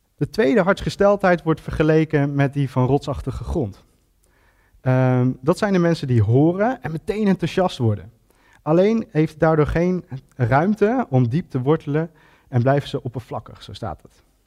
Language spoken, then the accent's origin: Dutch; Ede, Gelderland, Netherlands; En ik ben geboren en getogen Edenaar.